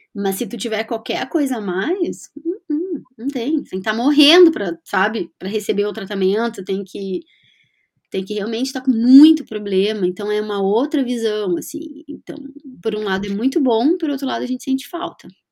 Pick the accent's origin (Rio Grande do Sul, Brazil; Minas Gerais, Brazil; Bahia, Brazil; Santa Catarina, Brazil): Rio Grande do Sul, Brazil; moved away as an adult; also born or lived in London, United Kingdom / Florianópolis, Brazil; now in Edinburgh, United Kingdom; como gaúcha que somos